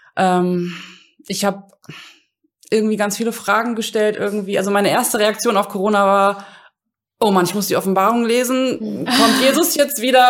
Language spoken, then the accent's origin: German; Hamburg, Germany; moved away as an adult; also born or lived in Rhein-Main area / Frankfurt; now in Langen, Germany; ich komme ursprünglich aus Hamburg, aber lebe jetzt seit, oh Mann, 15